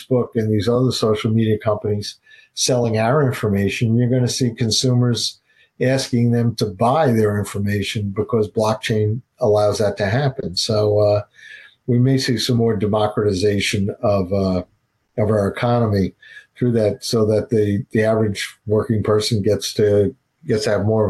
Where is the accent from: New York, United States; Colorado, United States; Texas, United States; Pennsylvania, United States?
New York, United States; New York City; a New York Bronx Irish Catholic kid